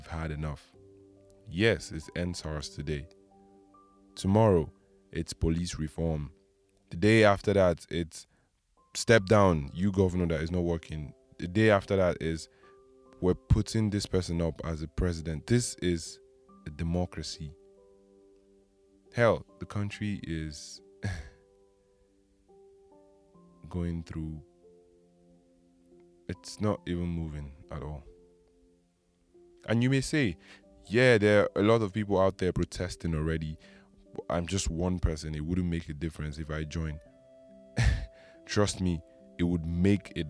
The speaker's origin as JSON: {"language": "English", "country": "Nigeria", "said": "as a Nigerian"}